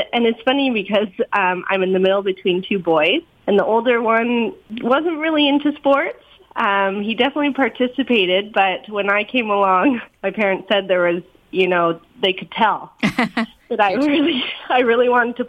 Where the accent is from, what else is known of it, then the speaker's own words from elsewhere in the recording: Kingston, Ontario, Canada; We grew up in Kingston, Ontario.